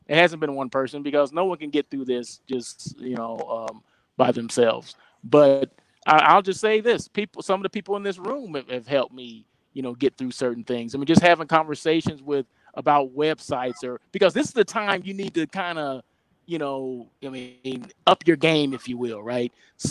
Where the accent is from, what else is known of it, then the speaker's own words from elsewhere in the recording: Oklahoma, United States; I'm from Oklahoma.